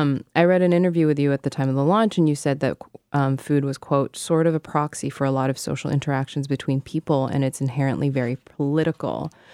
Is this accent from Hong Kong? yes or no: yes; Hong Kong; moved away; I grew up in Hong Kong